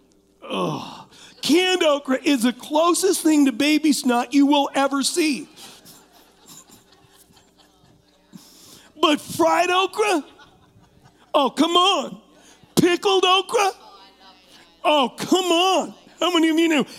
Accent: Huntington Beach, California, United States; I was raised in California, and I was not raised knowing the Lord.

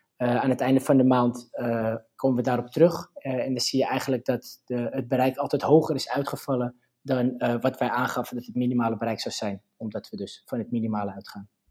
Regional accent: Purmerend, North Holland, Netherlands; ik kom uit Purmerend

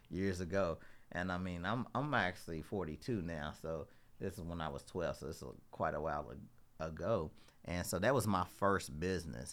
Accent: Louisville, Kentucky, United States; I'm originally from Louisville. Um, you know, I grew up in the west, west end part of Louisville.

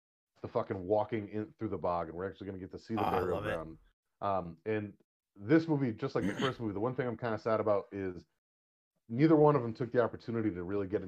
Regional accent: New England, United States; we're also we're from New England

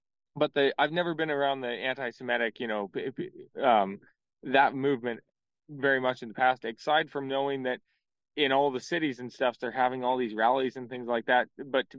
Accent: Montana, United States; You know, growing up in Montana, I never experienced, you know, I was never around a lot of Jewish people.

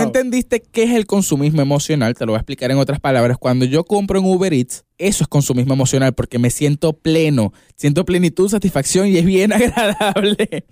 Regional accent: Venezuela; yo soy de Venezuela

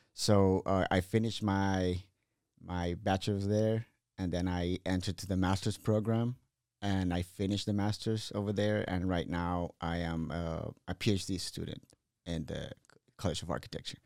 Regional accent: Reynosa, Tamaulipas, Mexico; moved away as an adult; also born or lived in Hidalgo, Texas / Monterrey / Mission, Texas / Austin, Texas; I grew up in Reynosa, Tamaulipas.

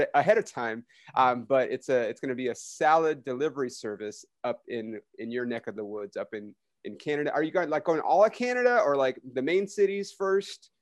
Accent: United States; I'm American

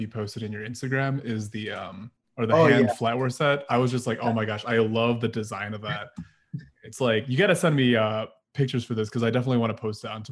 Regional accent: Philippines; coming as like a Filipino, like we eat with our hands too

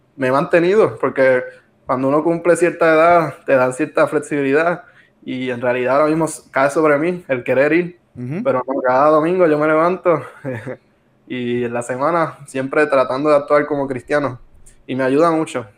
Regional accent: Arecibo, Puerto Rico; somos de, de Arecibo

